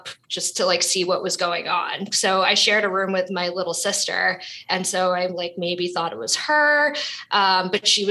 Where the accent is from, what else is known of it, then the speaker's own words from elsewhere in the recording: New York City, New York, United States; I was born and raised in Brooklyn, New York